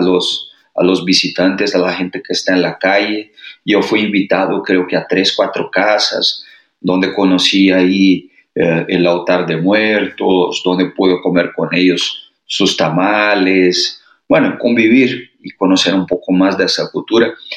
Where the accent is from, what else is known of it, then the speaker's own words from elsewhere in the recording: Brazil; Spanish is a second language; now in Mexico; nosotros brasileños